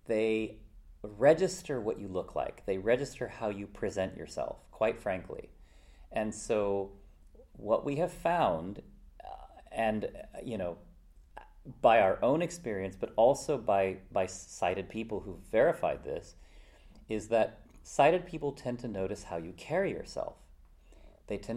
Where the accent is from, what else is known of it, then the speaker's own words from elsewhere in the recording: United States; So I grew up in America